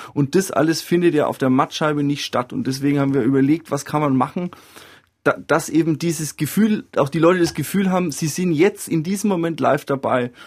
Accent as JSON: {"language": "German", "area": "Franconia", "region": "Bavaria", "country": "Germany", "said": "bei uns in Franken oder eigentlich auch in Süddeutschland"}